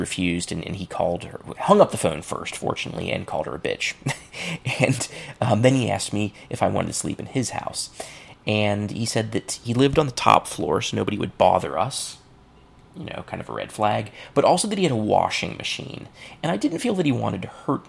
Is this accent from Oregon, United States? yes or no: no; Cincinnati, Ohio, United States; Burnett Woods, which is a place in my hometown